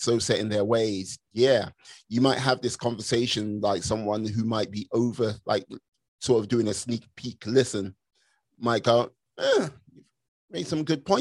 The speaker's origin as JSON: {"language": "English", "country": "United Kingdom", "moved": "yes", "said": "as a Brit abroad"}